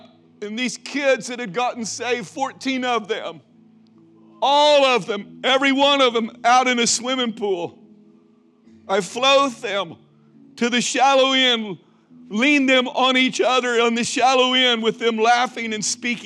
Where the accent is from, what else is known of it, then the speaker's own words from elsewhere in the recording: Mason, Texas, United States; from Mason, Texas